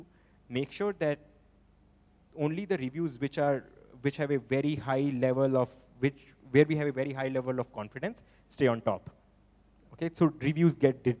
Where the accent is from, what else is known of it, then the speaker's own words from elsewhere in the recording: Punjab, India; So we are from Punjab